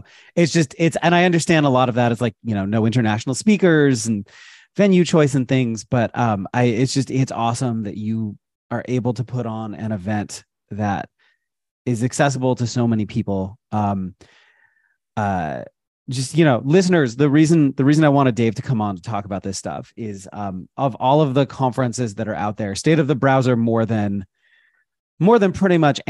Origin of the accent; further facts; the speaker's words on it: United States; I'm an American